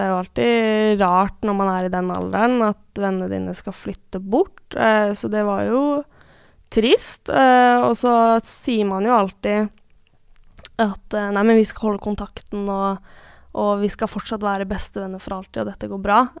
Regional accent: Askim, Østfold, Norway; also born or lived in Hølen; Men når folk i dag spør meg hvor jeg kommer fra, så svarer jeg ofte at jeg kommer fra Askim, for det er det stedet jeg har kanskje størst tilknytning til.

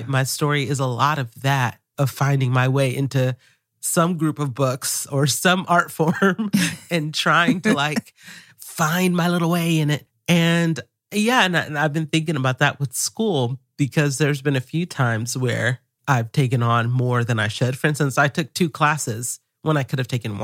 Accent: the South, United States; I grew up here in this particular part of the U.S. and I grew up in the South

